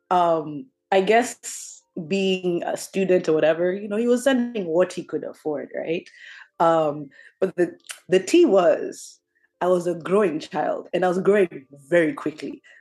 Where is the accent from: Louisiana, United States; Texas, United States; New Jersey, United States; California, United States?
New Jersey, United States; um, growing up in Jersey, uh, like I said, one thing I told you is Tim's.